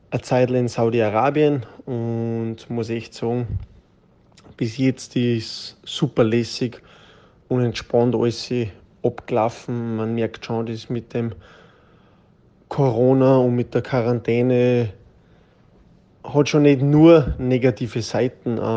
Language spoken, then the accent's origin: German; Austria; wie ich es selten auch bei uns daheim in Österreich erlebt habe.